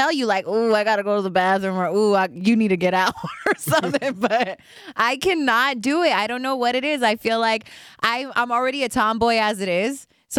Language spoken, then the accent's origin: English; Los Angeles, California, United States; moved away as an adult; also born or lived in San Francisco Bay Area; I'm from Los Angeles.